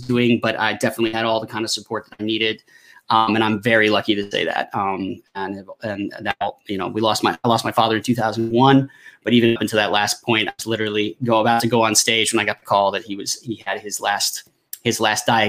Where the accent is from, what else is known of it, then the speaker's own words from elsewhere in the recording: United States; moved away as an adult; also born or lived in Tennessee; now in Paris, France; And then we moved to where my mother's family is sort of immigrated to, because my mother's actually first generation Italian American, and they settled just outside of Washington, D.C.